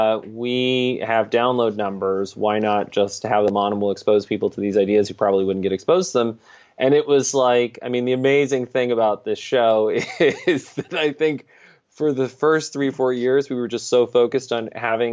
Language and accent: English; Saudi Arabia; born there; also born or lived in Brazil / Greece / England; I was born in Saudi Arabia, lived in Brazil, lived in Greece, lived in England, you know, just all over the place.